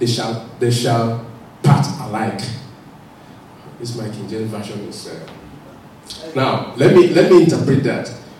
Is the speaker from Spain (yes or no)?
no; Nigeria; remember when I first came to this country, I couldn't push the pushchair. I felt, it was new now, I was just coming from Nigeria, I pushed the pushchair.